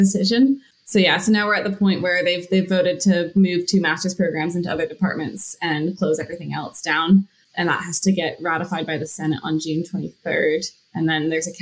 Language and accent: English; Vancouver, British Columbia, Canada; moved away as an adult; now in Sheffield, United Kingdom; I'm from Canada. I'm from Vancouver.